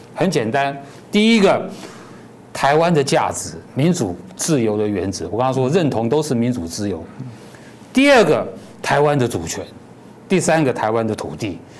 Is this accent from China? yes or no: no; Taiwan; 我们既然在台湾，我们现在有个共同的国家叫，叫中华民国